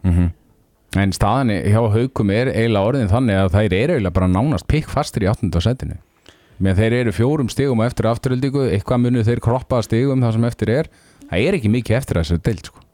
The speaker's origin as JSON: {"language": "Icelandic", "town": "Akureyri", "region": "Northeastern Region", "country": "Iceland", "said": "ég er nú frá Akureyri sjálfur"}